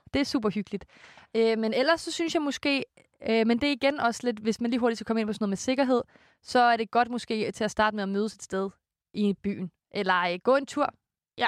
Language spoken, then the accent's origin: Danish; Korsør, Zealand, Denmark; moved away; hjemme i Kursør med min mor og morfar